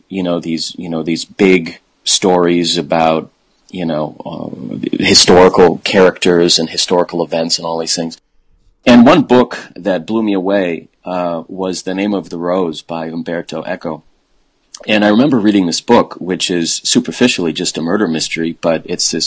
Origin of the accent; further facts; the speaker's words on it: Fargo, North Dakota, United States; moved away as an adult; also born or lived in Iowa; I'm from the Midwest. I'm originally from Fargo, North Dakota.